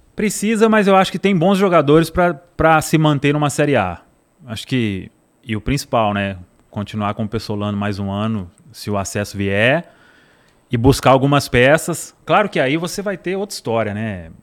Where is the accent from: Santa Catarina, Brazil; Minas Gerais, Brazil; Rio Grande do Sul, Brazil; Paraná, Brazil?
Minas Gerais, Brazil; Araçaí; also born or lived in Belo Horizonte / Cordisburgo; Eu, eu cresci no interior e eu nasci, vim em Belo Horizonte para nascer, né? Meus pais escolheram lá, a cidade chama Araçaí.